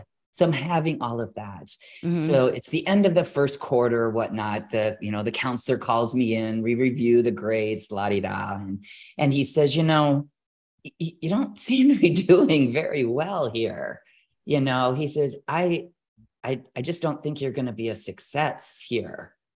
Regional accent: California, United States; Now, if you remember, I'm this girl from California.

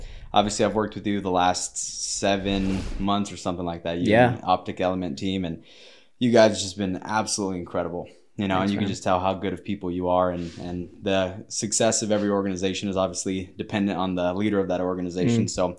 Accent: Claremont, California, United States; I grew up in Claremont area.

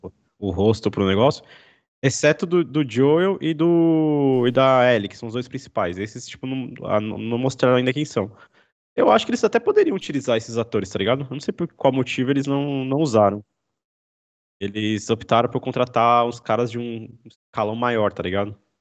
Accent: Brazil; A gente é brasileiro

